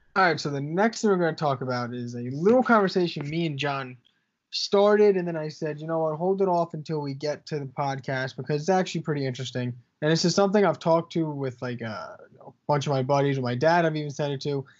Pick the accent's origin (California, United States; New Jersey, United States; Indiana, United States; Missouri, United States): New Jersey, United States; We are from Central Jersey